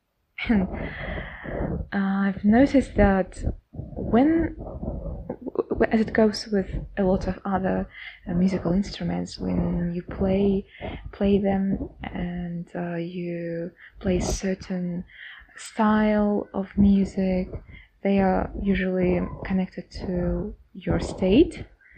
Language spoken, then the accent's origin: English; Kazakhstan; English is a second language; I'm Kazakh from Kazakhstan, and we have our traditional musical instrument called Dombra.